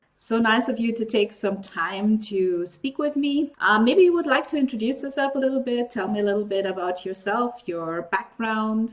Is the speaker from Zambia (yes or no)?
no; Nigeria; I grew up in Africa as well. I grew up in Nigeria, which is actually right next to Cameroon.